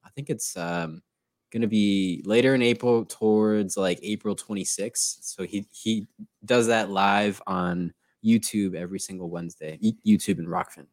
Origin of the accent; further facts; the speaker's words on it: Newtown, Connecticut, United States; moved away as an adult; also born or lived in New Haven, Connecticut; now in Texas, United States; I grew up in Newtown, which is the same town that has Sandy Hook Elementary.